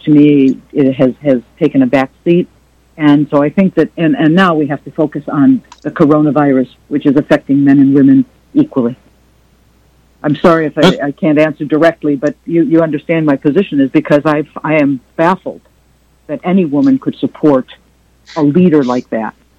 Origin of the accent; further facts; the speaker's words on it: United States; as an American woman and an Arab American woman